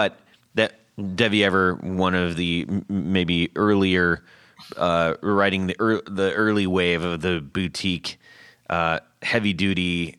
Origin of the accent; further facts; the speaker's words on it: California, United States; when I was living in where I grew up in Orange County